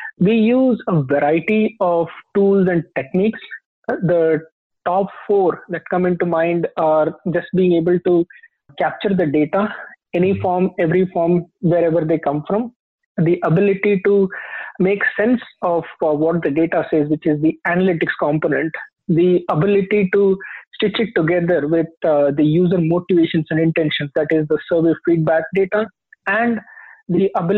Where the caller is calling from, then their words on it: Fremont, California, United States; I'm calling from Fremont in the San Francisco Bay Area, California.